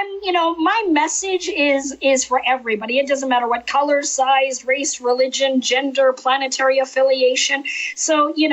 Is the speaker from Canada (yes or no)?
yes; Canada; moved away; I'm actually originally from Canada